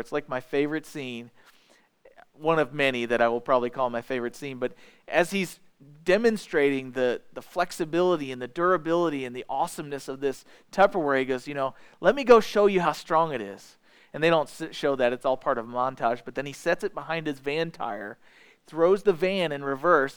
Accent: edge of Iron County, Missouri, United States; I grew up not in Iron County, but just on the edge of it

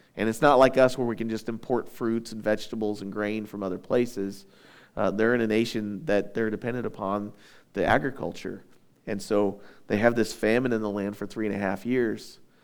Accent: United States; we're Americans

